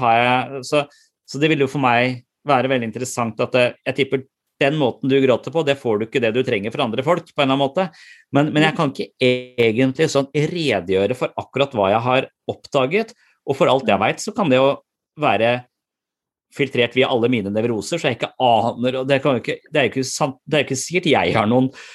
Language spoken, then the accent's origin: Norwegian; Eastern Norway, Norway; moved away; jobber på Sørlandet, men jeg er fra Østlandet